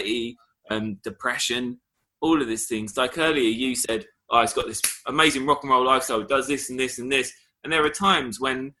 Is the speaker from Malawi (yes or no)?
no; Essex, East of England, United Kingdom; growing up in Essex